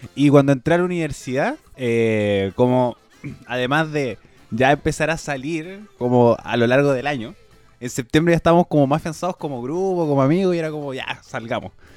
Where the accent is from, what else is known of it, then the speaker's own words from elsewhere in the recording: Chile; como chilena, como nací en Chile y desarrollada en Chile